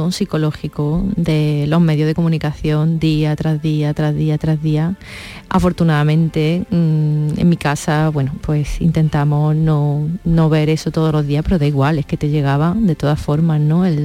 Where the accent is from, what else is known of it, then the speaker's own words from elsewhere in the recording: Córdoba, Andalusia, Spain; now in Madrid, Spain; Sí, vengo con la energía de allí, ¿no? De mi gente, pues imagínate.